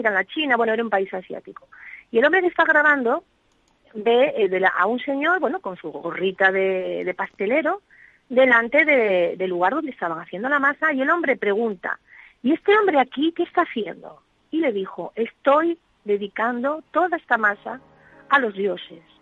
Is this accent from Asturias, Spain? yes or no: yes; Asturias, Spain; yo nací en Asturias eh, a finales de los años 60 y aquí hay bastante tradición